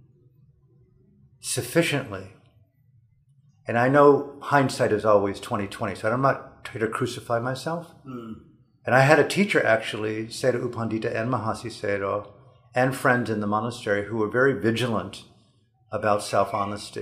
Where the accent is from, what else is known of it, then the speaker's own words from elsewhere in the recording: United States; moved away as an adult; also born or lived in Burma; born as an American, middle class